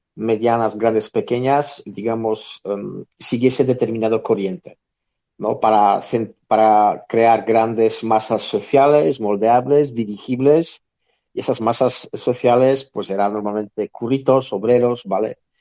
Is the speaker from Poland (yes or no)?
yes; northern Poland, Poland; now in Spain; en mi ciudad natal, por ejemplo, en el norte de Polonia